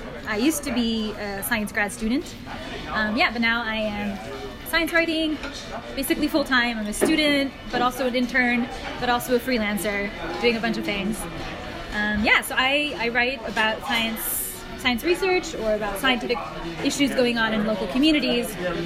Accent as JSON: {"language": "English", "area": "Bay Area", "region": "California", "country": "United States", "tie": "born or raised there", "said": "I grew up in the Bay Area"}